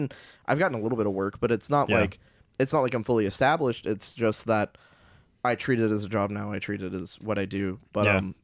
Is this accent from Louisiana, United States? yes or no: yes; North Louisiana, United States; I'm from Louisiana. Like, of course, I'm from North Louisiana